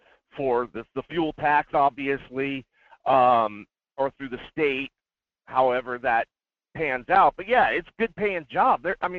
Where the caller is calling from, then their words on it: Fairbanks, Alaska, United States; Hey, Michael, this is … up in Fairbanks.